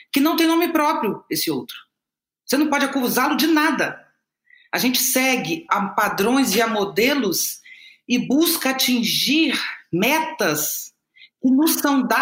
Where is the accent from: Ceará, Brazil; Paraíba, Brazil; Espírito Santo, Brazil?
Espírito Santo, Brazil; eu sou capixaba, tenho 57 anos de idade